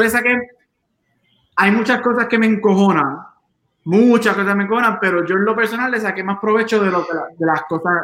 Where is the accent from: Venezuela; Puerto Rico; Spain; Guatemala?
Puerto Rico; Aguadilla; somos de Aguadilla, somos del oeste